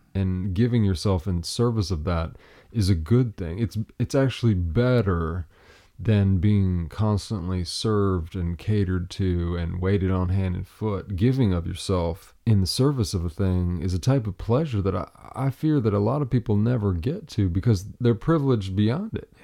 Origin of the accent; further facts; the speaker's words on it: Appalachia, United States; I'm a lumberjack from Appalachia.